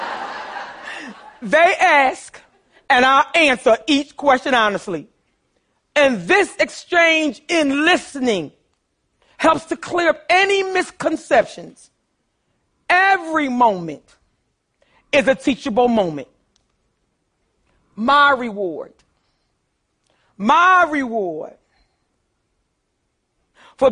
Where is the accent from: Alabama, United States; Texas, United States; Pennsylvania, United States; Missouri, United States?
Pennsylvania, United States; Philadelphia; I grew up poor in North Philadelphia, too.